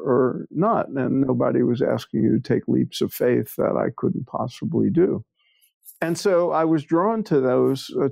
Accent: New York City, New York, United States; I grew up in New York, in Brooklyn, before it was fashionable

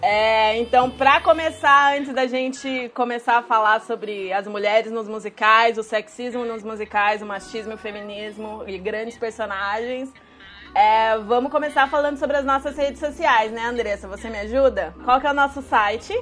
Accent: Curitiba, Paraná, Brazil; eu sou de Curitiba

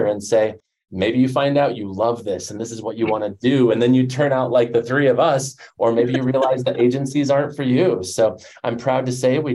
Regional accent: Denver, Colorado, United States; I grew up in Denver

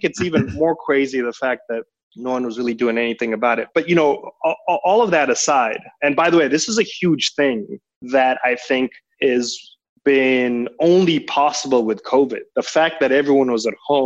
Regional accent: Kenya; moved away as an adult; also born or lived in Denmark / Netherlands / London / Hong Kong; now in Singapore; I am very much an emerging market child, born and raised in Kenya, did all my higher education in Europe.

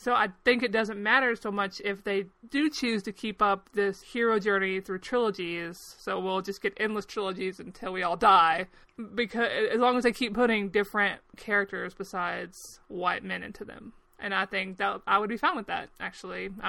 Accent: United States

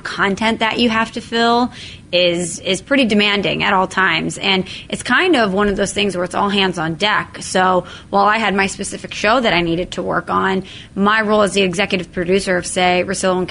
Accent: Belleville, Illinois, United States; I was born and raised here in St. Louis, more specifically over on the Illinois side in Belleville

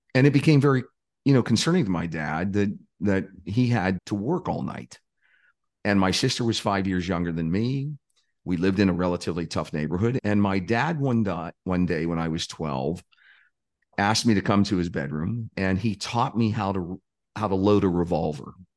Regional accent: Pittsburgh, Pennsylvania, United States; I grew up in a, uh, a lower income working class neighborhood just outside of Pittsburgh, Pennsylvania

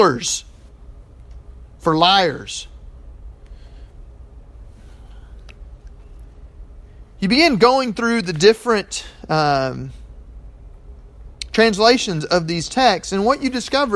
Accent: Texas, United States; I'm from Texas

